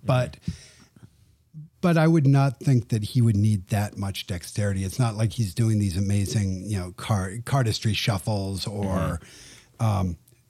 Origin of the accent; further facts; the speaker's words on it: England, United Kingdom; I grew up in England, and for us, magic was Paul Daniels, who was a funny, older, bald guy who made corny jokes on TV.